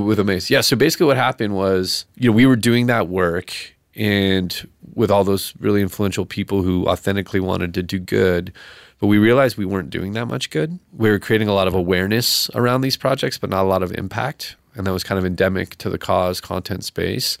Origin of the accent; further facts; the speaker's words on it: Laguna Beach, California, United States; I'm from Laguna Beach